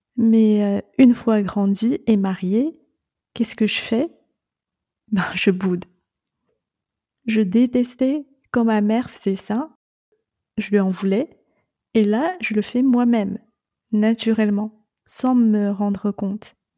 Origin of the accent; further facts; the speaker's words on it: China; moved away as an adult; je suis née et j'ai grandi en Chine